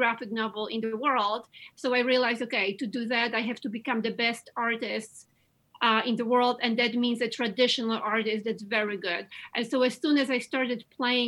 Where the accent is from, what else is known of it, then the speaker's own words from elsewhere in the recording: Łódź, Łódź Voivodeship, Poland; English is a second language; moved away as an adult; now in United States; growing up in Eastern Europe and in communism, and especially the city I come from, Łódź, in Poland.